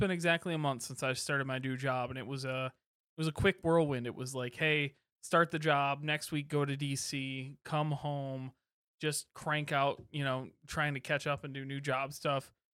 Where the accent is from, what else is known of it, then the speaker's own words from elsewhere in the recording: Kalamazoo, Michigan, United States; I grew up in Kalamazoo, home of Bells